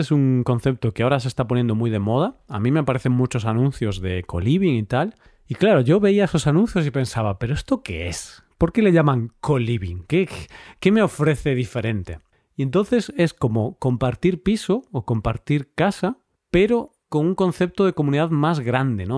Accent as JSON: {"language": "Spanish", "country": "Spain", "said": "en la mente de los españoles"}